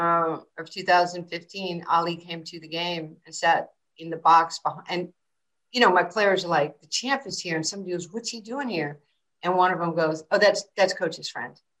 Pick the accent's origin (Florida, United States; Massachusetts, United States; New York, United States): New York, United States; New York City; also born or lived in Brooklyn; I was growing up in New York City in Queens.